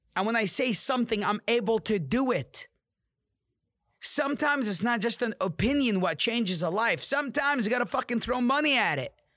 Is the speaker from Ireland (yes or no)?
no; Amman, Amman Governorate, Jordan; now in United States; I came from Jordan, Amman. It's a third world country.